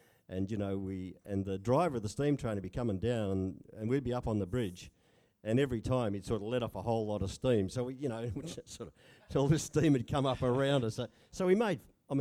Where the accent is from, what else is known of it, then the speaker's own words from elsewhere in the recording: Geraldton, Western Australia, Australia; also born or lived in Fremantle / Palmyra; I was born in Fremantle, and first 8 or 9 years was in a little house on Stock Road in Palmyra. First schooling was in Palmyra Primary School, and then we moved to Geraldton.